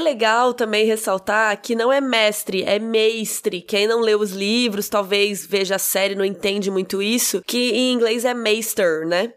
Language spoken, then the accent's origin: Portuguese; Cuiabá, Mato Grosso, Brazil; eu sou cuiabana